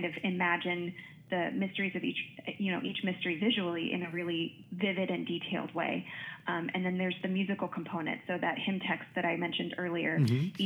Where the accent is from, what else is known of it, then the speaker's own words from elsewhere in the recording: Wichita, Kansas, United States; moved away as an adult; now in Notre Dame, United States; I grew up in Wichita, Kansas